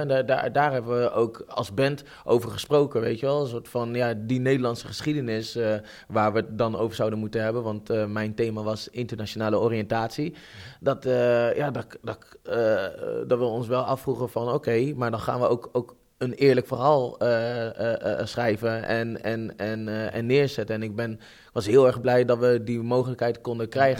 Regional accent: Netherlands; ik ben Nederlander

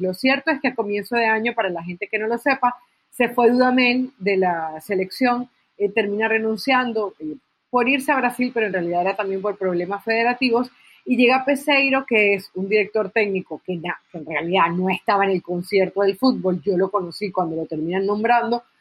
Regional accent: Venezuela; creciendo en Venezuela, que es el país donde nací

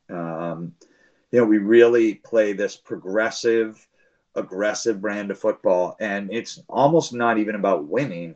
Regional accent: Massachusetts, United States; I'm from Massachusetts and the East Coast

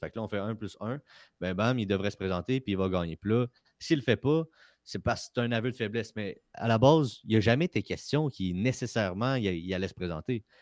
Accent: Quebec, Canada; je suis fier d'être Québécois

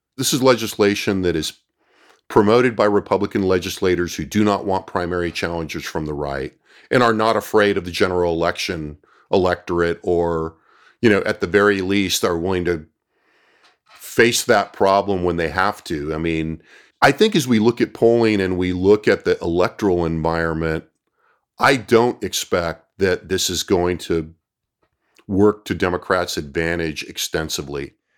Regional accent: California, United States; now in Austin, United States; I was from California

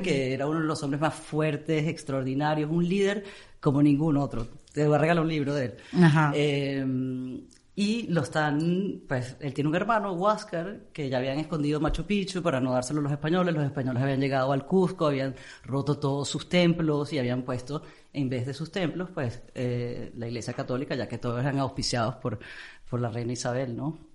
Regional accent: Amazonas, Venezuela; also born or lived in England; now in Miami, United States; crecí en el Amazonas, entonces yo, los únicos seres humanos que estaban, aparte de mi papá, mi mamá y mis hermanos, eran los nativos que estaban a tres horas en una curiaria del otro lado de la serranía de Maigualida

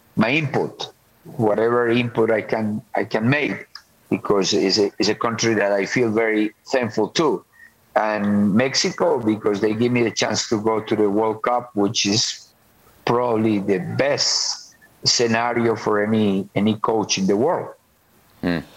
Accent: Colombia; moved away as an adult; also born or lived in United States; I was born in Colombia, so obviously uh, I love my country.

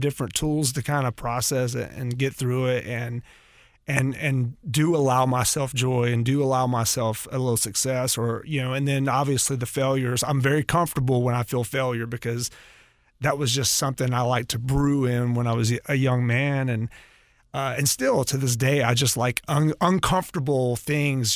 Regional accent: North Carolina, United States; moved away; also born or lived in Atlanta, Georgia; I'm originally from North Carolina.

